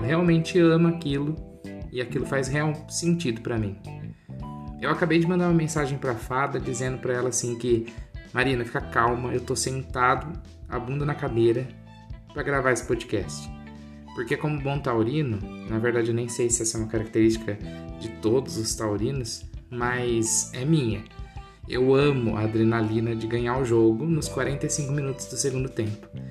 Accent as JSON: {"language": "Portuguese", "town": "Porto Ferreira", "region": "São Paulo", "country": "Brazil", "tie": "born or raised there", "said": "Eu nasci em Porto Ferreira, em maio de 1995"}